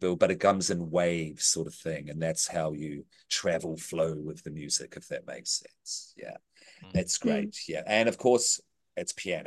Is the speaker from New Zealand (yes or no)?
yes; New Zealand; I'm a Kiwi.